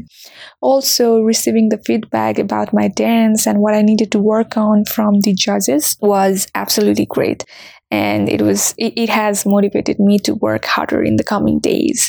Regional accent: Nepal; moved away as an adult; now in Washington, DC, United States; I'm from Nepal and I have been living in DC since 2019

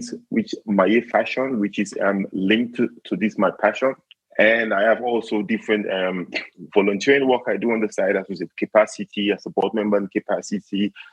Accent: Sierra Leone; moved away as an adult; now in Switzerland; I am originally from Sierra Leone

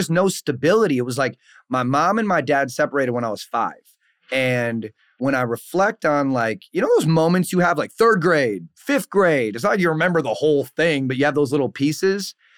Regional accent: Saint Paul, Minnesota, United States; born and raised in Saint Paul, Minnesota

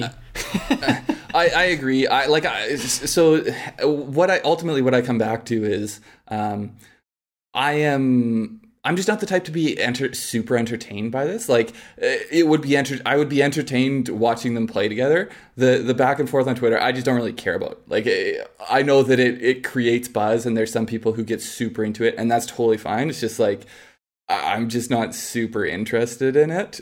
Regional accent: Canada; as a Canadian

